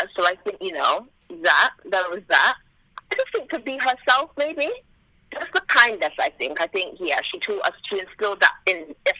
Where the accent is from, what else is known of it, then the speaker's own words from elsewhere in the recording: Bristol, South West England, United Kingdom; moved away as an adult; also born or lived in Jamaica; now in Birmingham, United Kingdom; Well, I was born in Jamaica, and then I came to England when I was a baby, and I've been here since I was two. I lived in Bristol for a while, and I moved to Birmingham when I was 18.